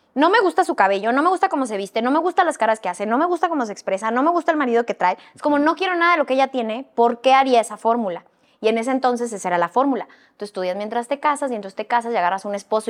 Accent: northern Mexico, Mexico; como niña norteña, criada en provincia

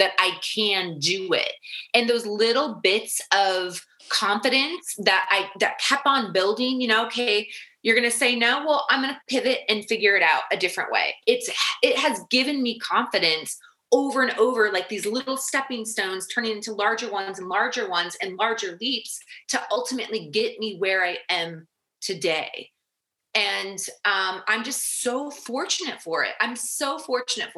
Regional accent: United States; also born or lived in Arizona; we're from the States.

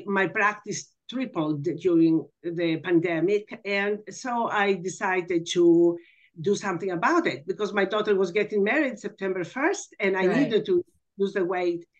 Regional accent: Athens, Attica, Greece; now in Texas, United States; I'm actually from Athens, Greece

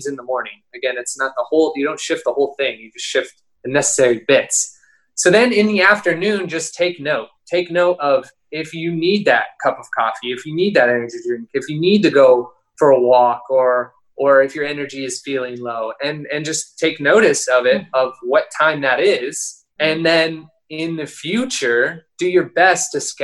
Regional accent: Phoenix, Arizona, United States; moved away; I'm from Phoenix.

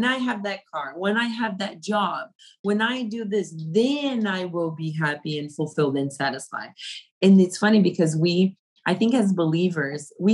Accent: Brazil; moved away as an adult; also born or lived in Africa; now in United States; I was coming from Brazil, which it is considered a third world country

